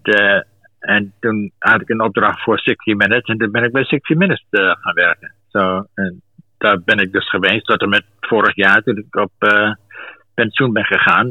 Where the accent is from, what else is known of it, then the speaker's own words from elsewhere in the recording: Twente, Overijssel, Netherlands; moved away as an adult; also born or lived in South Africa / London; ik kwam uit Twente